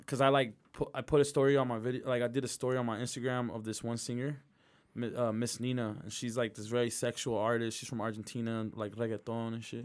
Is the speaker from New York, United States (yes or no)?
no; Midvale, Utah, United States; I grew up in Midvale